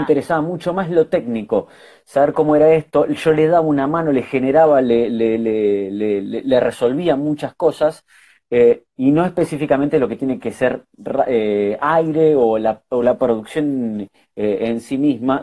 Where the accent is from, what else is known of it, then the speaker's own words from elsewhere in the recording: Lanús, Buenos Aires Province, Argentina; soy de Lanús, así que fui a la, eh, eh, a la media cuatro fui